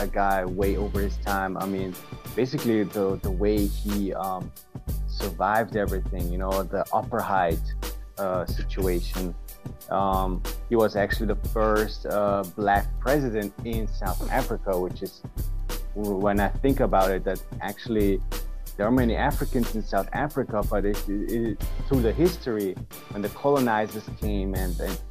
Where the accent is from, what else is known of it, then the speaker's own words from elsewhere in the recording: Vienna, Austria; I'm from Austria, Vienna in Europe.